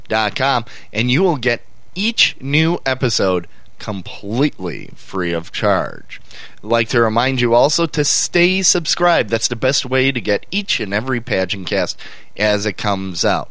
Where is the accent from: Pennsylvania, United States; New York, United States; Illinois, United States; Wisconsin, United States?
Wisconsin, United States; Milwaukee; I'm from Milwaukee. I'm in Milwaukee, Wisconsin